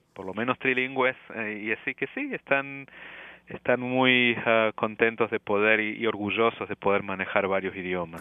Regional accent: Córdoba, Argentina; first language Spanish; moved away as an adult; also born or lived in Buenos Aires, Argentina; now in Montreal, Canada; yo soy cordobés de la provincia

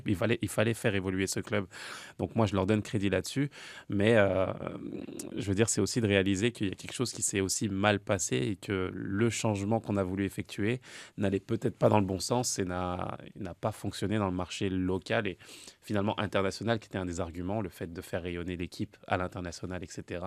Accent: France; en tant que Français

